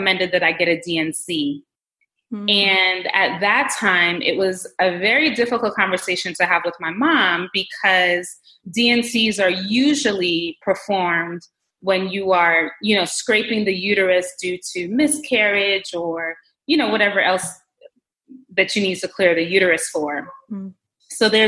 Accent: Jamaica; I'm of Jamaican heritage. I was born in Jamaica, and obviously my mom is Jamaican

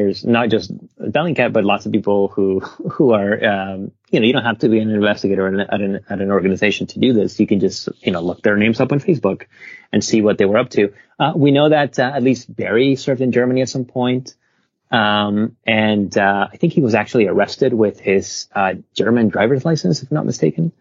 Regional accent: Venezuela; moved away; I'm from Venezuela. I grew up there and I have a lot of family there.

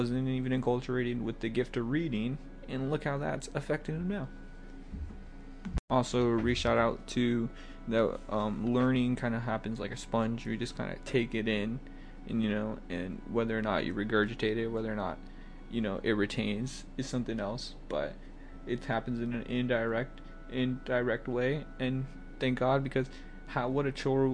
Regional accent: the South, United States; I'm from the South, I say y'all

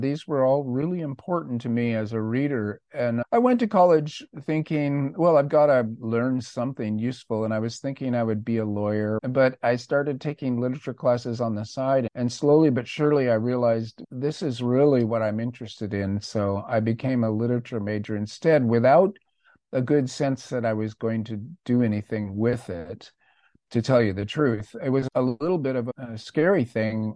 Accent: Orange County, California, United States; I grew up in Orange County

